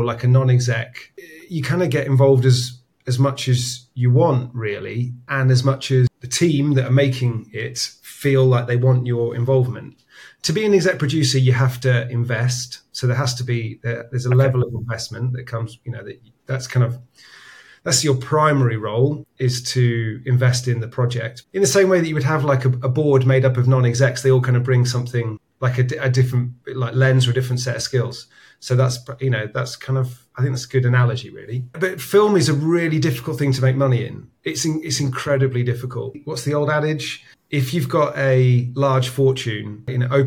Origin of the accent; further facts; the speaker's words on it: United Kingdom; as a Brit